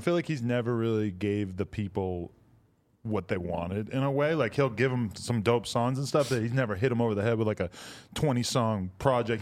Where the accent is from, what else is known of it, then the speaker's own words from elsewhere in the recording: East Coast, United States; I'm from the East Coast